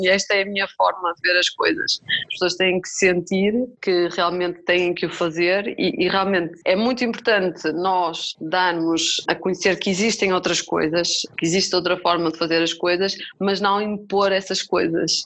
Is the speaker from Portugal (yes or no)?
yes; Vila Nova de Famalicão, Norte, Portugal; now in Amadora, Portugal; eu sou de Famalicão, mas neste momento estou a viver aqui na Amadora, em Lisboa